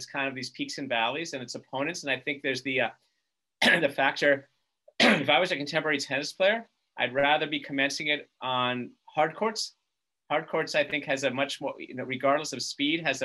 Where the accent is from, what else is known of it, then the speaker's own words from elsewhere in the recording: California, United States; I'm a Californian